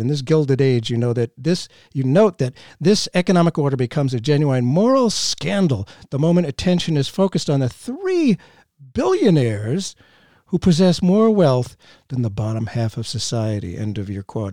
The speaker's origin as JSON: {"language": "English", "town": "Boston", "region": "Massachusetts", "country": "United States", "tie": "born or raised there", "said": "growing up in Boston, just outside of Boston"}